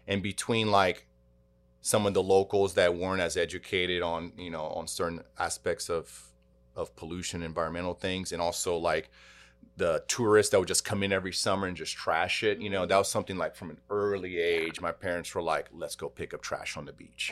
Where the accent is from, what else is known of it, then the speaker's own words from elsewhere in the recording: Texas, United States; growing up in Texas